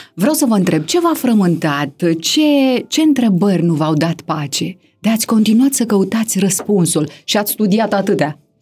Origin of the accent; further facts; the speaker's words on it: Romania; noi ca români